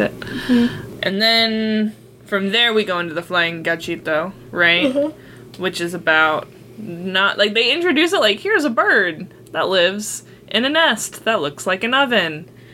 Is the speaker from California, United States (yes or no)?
yes; California, United States; we grew up in California